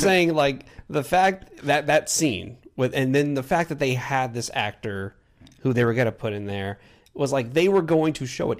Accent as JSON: {"language": "English", "region": "Texas", "country": "United States", "said": "we're from Texas"}